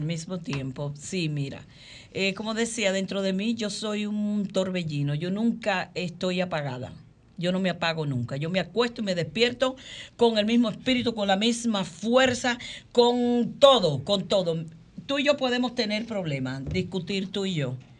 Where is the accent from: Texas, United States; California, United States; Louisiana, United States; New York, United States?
New York, United States; New York City; yo vivo en Queens, yo me crié en Queens